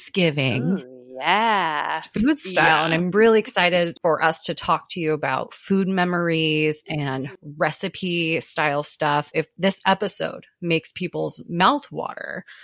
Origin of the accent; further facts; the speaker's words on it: Pacific Northwest, United States; I'm from the Pacific Northwest